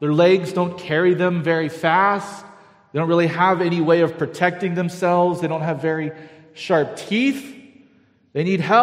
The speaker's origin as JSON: {"language": "English", "town": "Galt", "region": "California", "country": "United States", "tie": "born or raised there", "said": "I grew up in Galt, which is kind of farming ranch territory south of Sacramento"}